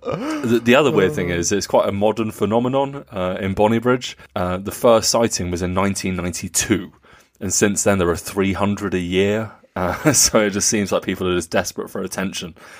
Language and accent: English; Nuremberg, Bavaria, Germany; over the skies of Nuremberg, uh, my hometown